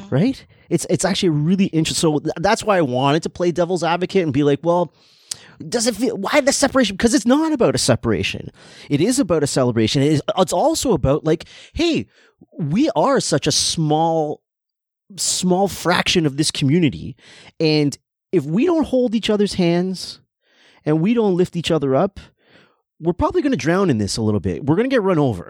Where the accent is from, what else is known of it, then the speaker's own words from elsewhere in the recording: Canada; I'm born in Canada. I have Trinidadian influence all over the place because I grew up with two people that are from Trinidad.